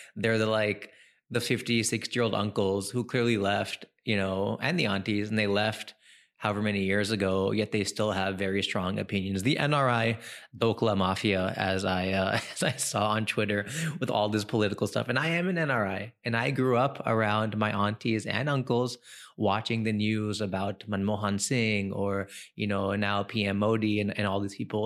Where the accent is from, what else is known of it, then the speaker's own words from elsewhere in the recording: California, United States; moved away as an adult; also born or lived in New York; now in India; I grew up, born and raised in New York, raised in California, and then came here in two thousand and ten